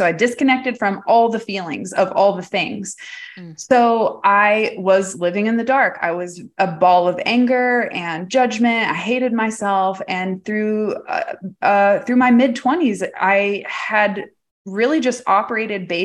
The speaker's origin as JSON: {"language": "English", "town": "Farmersville", "region": "Texas", "country": "United States", "tie": "born or raised there", "said": "growing up in Farmersville, Texas"}